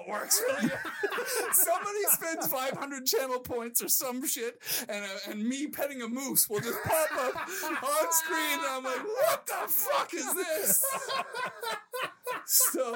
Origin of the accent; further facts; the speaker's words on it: Cole Harbour, Nova Scotia, Canada; moved away as an adult; also born or lived in United Kingdom; now in Los Angeles, United States; This is where I grew up in Nova Scotia